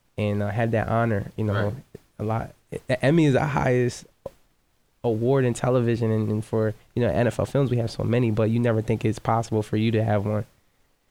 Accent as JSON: {"language": "English", "town": "Sicklerville", "region": "New Jersey", "country": "United States", "tie": "born or raised there", "said": "I'm from Sicklerville, New Jersey, and I'm like, how does a kid from Sicklerville, New Jersey"}